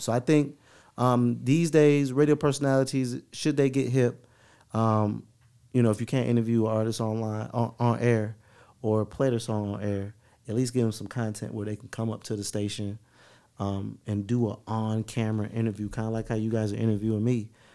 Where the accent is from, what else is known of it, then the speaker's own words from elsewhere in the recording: West Palm Beach, Florida, United States; now in Atlanta, United States; I'm from West Palm Beach, but I'm from West Palm Beach. I'm not from Palm Beach